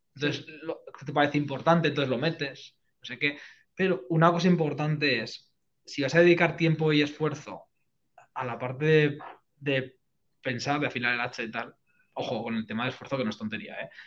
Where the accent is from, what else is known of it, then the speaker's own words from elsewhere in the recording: Spain; a nosotros como españoles